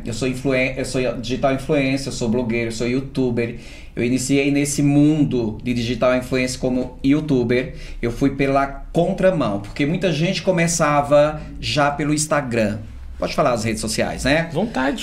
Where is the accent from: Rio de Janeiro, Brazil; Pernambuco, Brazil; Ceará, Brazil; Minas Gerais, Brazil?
Pernambuco, Brazil; Surubim; moved away as an adult; now in São Paulo, Brazil; Eu sou de uma cidade chamada Surubim, uma cidade aí de 200 mil habitantes